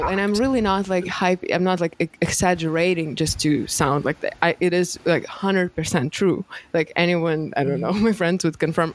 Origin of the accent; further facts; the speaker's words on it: Moscow, Russia; English is a second language; moved away as an adult; I lived my first 20 years, I grew up in Moscow